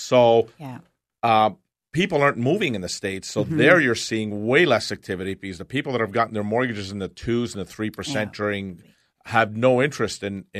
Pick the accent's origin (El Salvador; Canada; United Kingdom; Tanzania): Canada; it's disappointing as a Canadian to see our government officials.